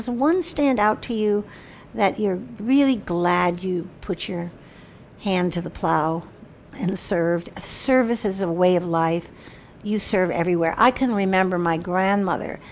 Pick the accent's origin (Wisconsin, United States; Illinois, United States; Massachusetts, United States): Illinois, United States; Chicago; moved away as an adult; I come from Chicago